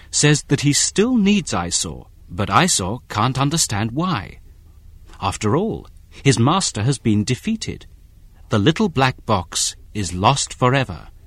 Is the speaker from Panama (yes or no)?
no; United Kingdom; I'll be giving you the British ones because I'm British.